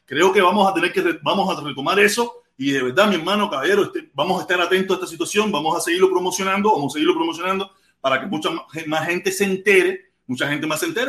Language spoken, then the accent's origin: Spanish; Cuba; now in United States; la mayoría de todos los cubanos que estamos en los Estados Unidos, yo puedo poner que el 98, 97% somos cubanos que nos acogimos a una ley de refugiados